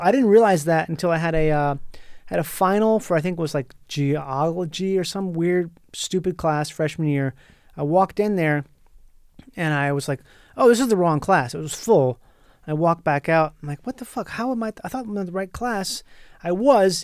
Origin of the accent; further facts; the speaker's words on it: Minnesota, United States; moved away as an adult; also born or lived in Florida; now in Los Angeles, United States; I grew up in Minnesota, went to high school there